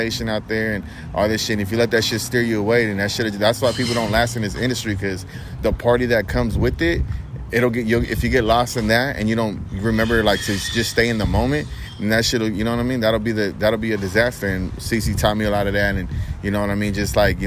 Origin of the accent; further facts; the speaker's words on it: Long Beach, California, United States; being from Long Beach, growing up on the East Side